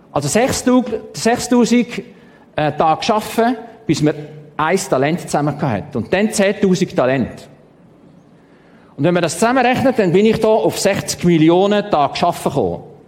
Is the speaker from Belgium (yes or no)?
no; Stein, St. Gallen, Switzerland; Ich bin in Stein im Toggenburg aufgewachsen